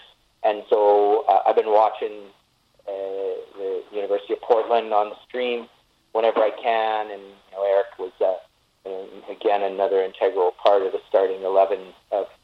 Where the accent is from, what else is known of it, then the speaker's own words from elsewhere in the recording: Canada; us kind and peaceful and nice and compassionate Canadians